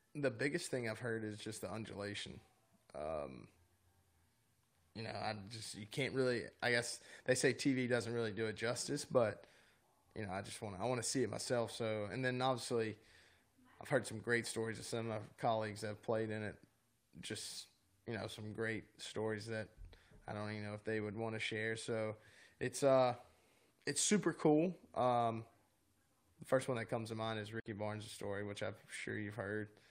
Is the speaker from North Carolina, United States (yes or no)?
yes; North Carolina, United States; in North Carolina growing up